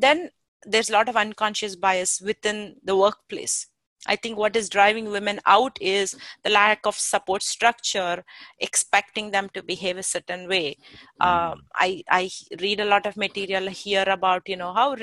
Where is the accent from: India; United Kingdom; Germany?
India; now in Silicon Valley, United States; I came originally from India